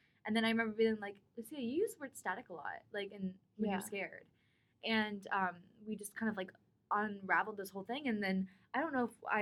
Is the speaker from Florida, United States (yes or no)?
yes; Florida, United States; I'm originally from Florida